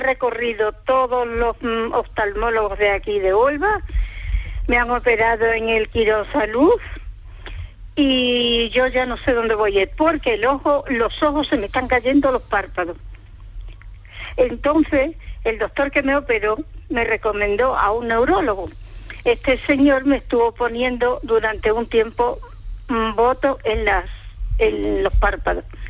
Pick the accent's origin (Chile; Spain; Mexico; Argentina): Spain; Extremadura; now in Huelva, Spain; Yo soy extremeña